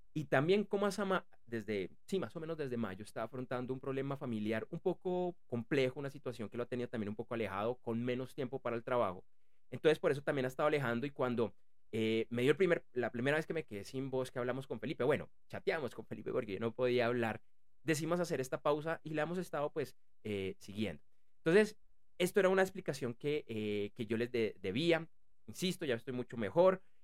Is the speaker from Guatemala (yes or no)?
no; Bogotá, Bogotá Capital District, Colombia; yo soy de Bogotá, y para quienes no conocen eh, eh, eh, esta ciudad, la capital de Colombia